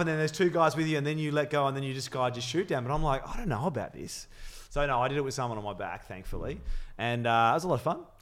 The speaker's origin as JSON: {"language": "English", "town": "Melbourne", "region": "Victoria", "country": "Australia", "tie": "born or raised there", "also_born_or_lived": "London", "said": "I'm fiercely loyal Melbourne. Mm. Um, and having I was born in London. I came here when I was six"}